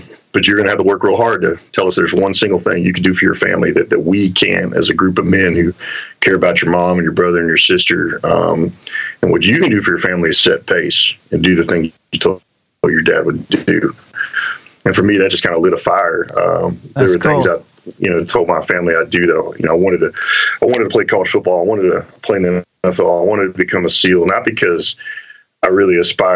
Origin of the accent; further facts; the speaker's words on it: Texas, United States; growing up in Texas and growing up in a team sports environment